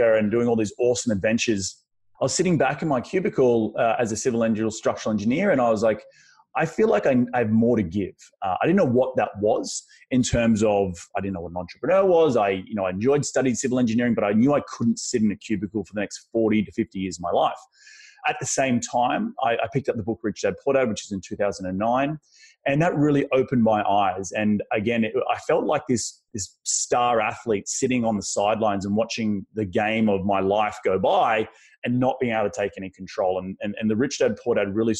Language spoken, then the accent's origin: English; Australia; accent: Australian; moved away as an adult; now in Culver City, United States; I'm originally from Australia, still have a very strong Australian accent